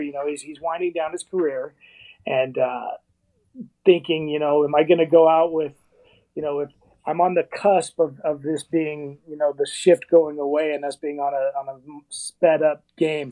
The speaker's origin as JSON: {"language": "English", "town": "Las Vegas", "region": "Nevada", "country": "United States", "moved": "yes", "lives_now": "Arizona, United States", "said": "I'm I'm actually from Las Vegas, and uh, you know, before I moved to Arizona"}